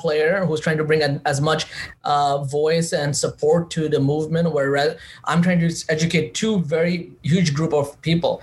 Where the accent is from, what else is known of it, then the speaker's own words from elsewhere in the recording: New York City, New York, United States; I'm from Queens